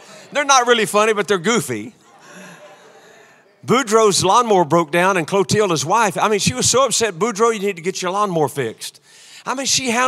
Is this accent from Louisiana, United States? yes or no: yes; Louisiana, United States; I'm from Louisiana